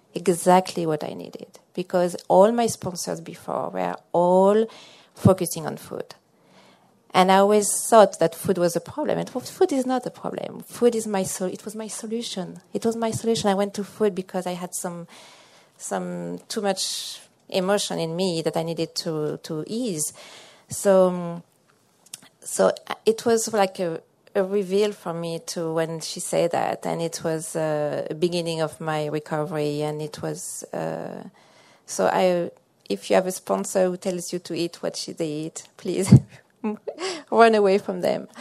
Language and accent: English; France; also born or lived in central Massachusetts; now in Massachusetts, United States; I'm from uh, central Massachusetts, but I'm originally from France.